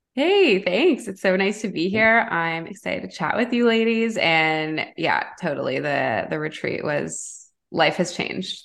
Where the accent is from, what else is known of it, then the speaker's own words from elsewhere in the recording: Toronto, Ontario, Canada; I grew up in Toronto, downtown, like big city